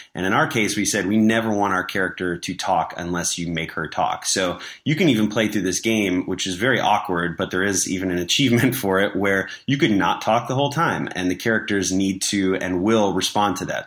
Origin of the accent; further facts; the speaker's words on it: Chicago, Illinois, United States; moved away as an adult; also born or lived in Los Angeles; I was from Chicago. I moved out to L A, for an internship